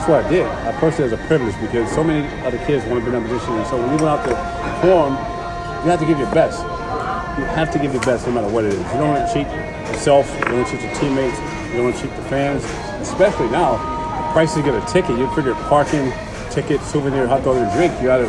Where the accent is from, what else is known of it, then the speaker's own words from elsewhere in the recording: New York, United States; Me personally, obviously, I'm a New Yorker. I'm a Met at heart, but I pull for all the New York teams.